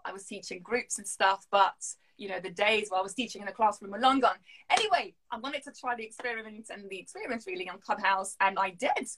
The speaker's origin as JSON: {"language": "English", "town": "Lille", "region": "Hauts-de-France", "country": "France", "accent": "French", "first_language": "French", "second_language": "English", "moved": "as an adult", "lives_now": "London, United Kingdom", "said": "I'm from Lille, the north of France"}